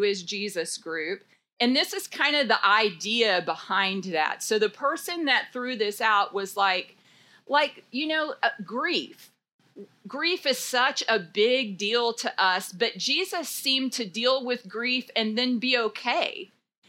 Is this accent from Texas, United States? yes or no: yes; Dallas, Texas, United States; now in Denton, United States; I grew up in Dallas